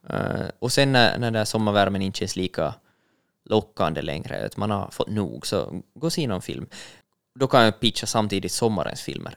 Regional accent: Finland; vi finländare är ju eller jag som finländare

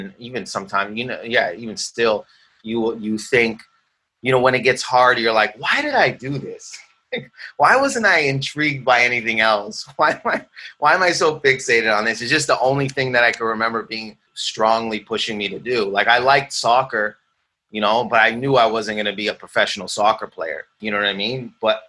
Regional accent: Windsor, Ontario, Canada; moved away; also born or lived in Toronto; I grew up in Windsor. I grew up around my family's Middle Eastern.

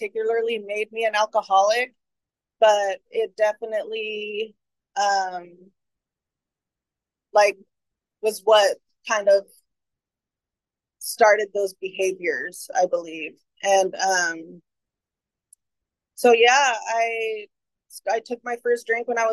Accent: San Francisco, California, United States; I was born in San Francisco. My mom is from San Francisco and my dad is from El Salvador.

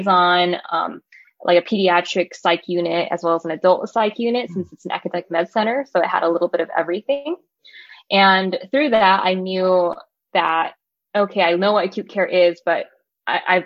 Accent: Los Angeles, California, United States; moved away as an adult; also born or lived in Irvine, California / San Francisco, California; now in San Diego, United States; I am originally from Los Angeles, California

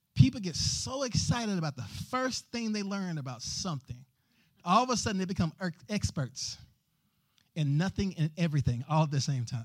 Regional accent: the South, United States; growing up in the South

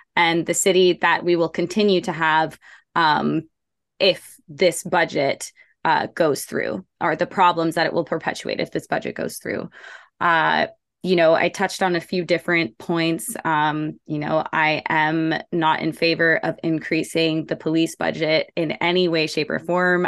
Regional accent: Toronto, Ontario, Canada; I grew up in Scarborough um, like in the heart of Scarborough, Markham

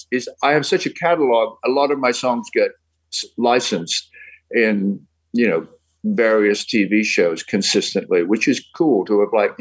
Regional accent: Birmingham, West Midlands, United Kingdom; accent: Midland; moved away as an adult; now in United States; it was a Midland accent because I'm from Birmingham and so is he

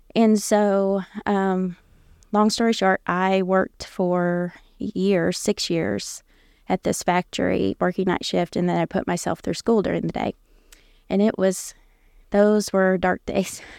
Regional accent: Indiana, United States; also born or lived in Ohio; I grew up there in Indiana as a pastor's kid.

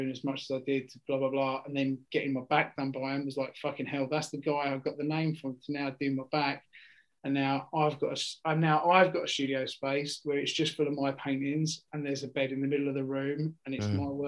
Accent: Essex, East of England, United Kingdom; I'm from Essex. I'm from an estate in Essex.

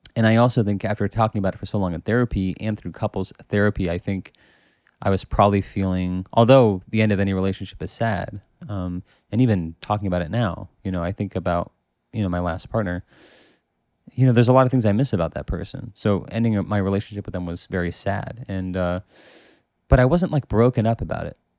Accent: United States; I'm from America

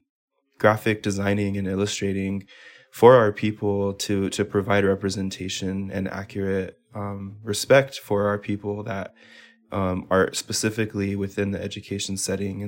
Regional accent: Pueblo of Laguna, New Mexico, United States; I am from the Pueblo of Laguna in affiliation with Parahi Village.

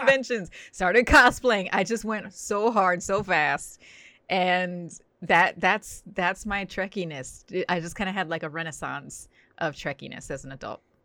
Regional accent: New Jersey, United States; now in Los Angeles, United States; I grew up in New Jersey, but we would spend every summer in Florida

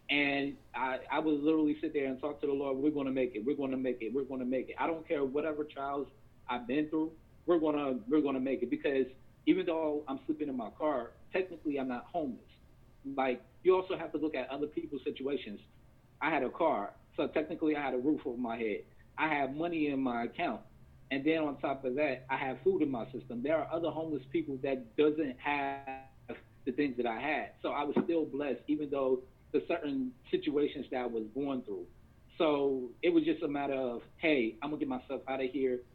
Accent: Virginia, United States; moved away as an adult; also born or lived in Washington State; I'm from Virginia

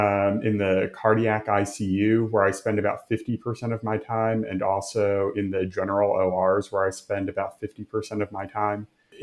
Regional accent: Philadelphia, Pennsylvania, United States; moved away as an adult; also born or lived in Tennessee; now in Birmingham, United States; I'm originally from Philadelphia.

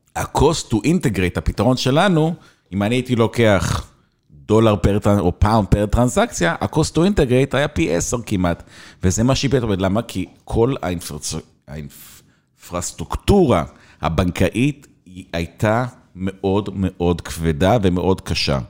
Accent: Israel; moved away as an adult; also born or lived in England; אני ישראלי קטנצ'יק

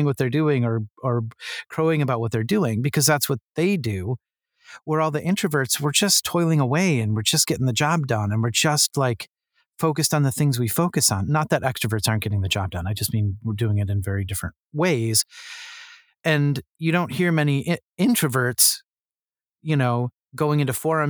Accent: United States; I'm American

